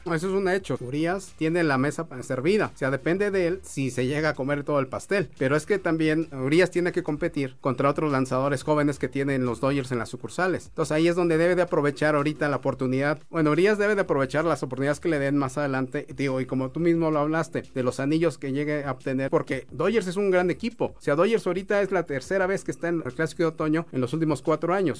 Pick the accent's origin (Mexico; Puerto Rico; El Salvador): Mexico; uno como mexicano